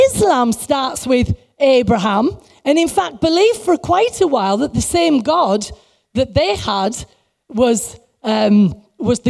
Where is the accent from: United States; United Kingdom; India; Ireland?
United Kingdom; England; we're English